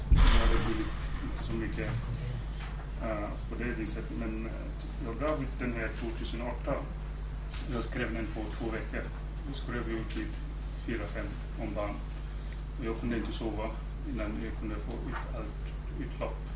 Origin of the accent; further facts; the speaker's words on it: Gambia; moved away as an adult; now in Sweden; jag gick i high school i Gambia